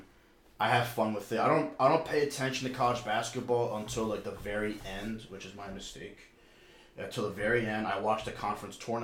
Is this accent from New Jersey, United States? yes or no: yes; New Jersey, United States; We're from New Jersey